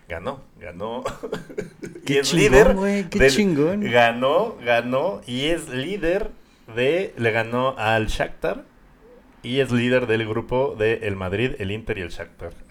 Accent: Guatemala; Soy como el guatemalteco más mamón

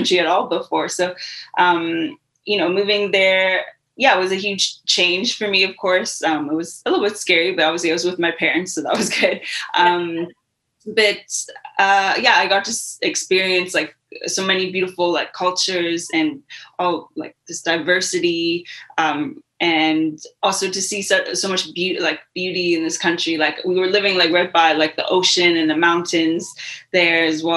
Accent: London, Ontario, Canada; moved away as an adult; also born or lived in South Africa; I grew up in London, Ontario, lived there for pretty much up until I was 18 years old.

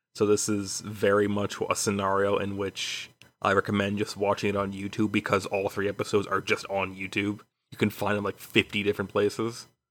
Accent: Chicago, Illinois, United States; now in Houston, United States; I was born in Chicago

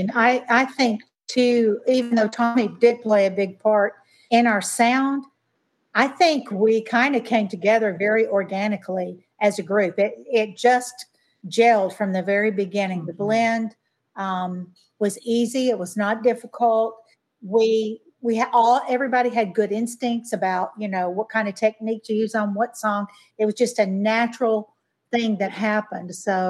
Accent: Germany; born there; also born or lived in Belgium / Colorado / Nashville; I grew up actually overseas. My dad was in the Air Force, so I spent a lot of my life over there. I was born in Germany and lived in Belgium for 6 years and lived in Colorado for a year, moved back to Nashville

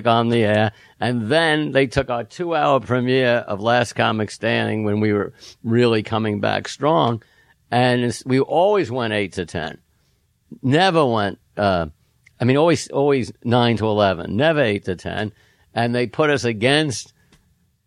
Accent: New York City, New York, United States; I grew up in New York City, Manhattan, which was the 50s.

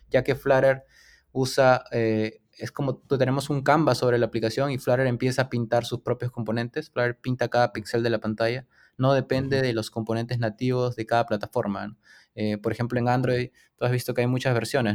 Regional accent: Lima, Peru; soy de Lima, Perú

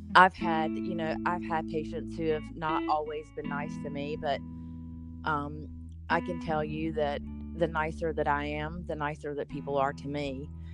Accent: the South, United States; I was born and raised in the South, so I'm just I'm just a Southern girl

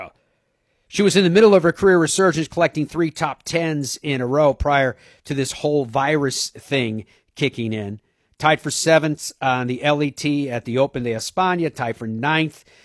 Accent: Ireland; I'm Irish

